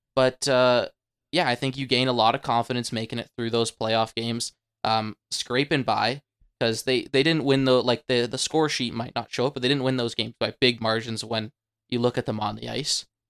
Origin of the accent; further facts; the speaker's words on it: Canada; being Canadian